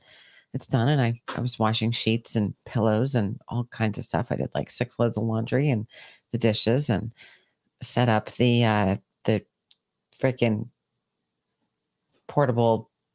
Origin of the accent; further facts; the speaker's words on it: New York, United States; I'm a New Yorker.